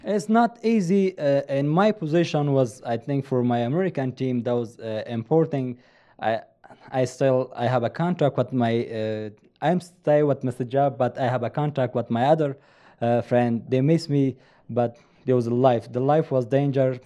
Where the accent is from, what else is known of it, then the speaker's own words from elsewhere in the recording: Afghanistan; English is a second language; moved away as an adult; also born or lived in Virginia, United States; now in Utah, United States; I grew up in Afghanistan.